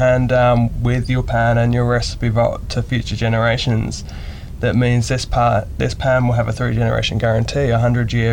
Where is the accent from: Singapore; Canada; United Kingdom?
United Kingdom; England; now in New Zealand; I'm not from New Zealand, from England